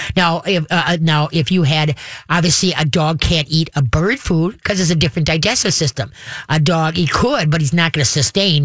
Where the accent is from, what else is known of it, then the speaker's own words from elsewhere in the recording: Minnesota, United States; I'm Minnesotan.